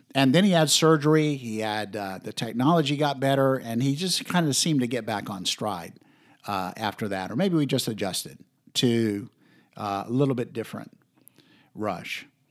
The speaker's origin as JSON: {"language": "English", "region": "Florida", "country": "United States", "said": "I was from Florida"}